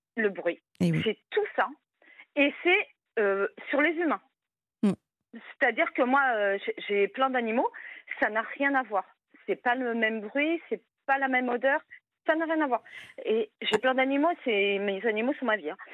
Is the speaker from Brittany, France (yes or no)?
yes; Brittany, France; je suis bretonne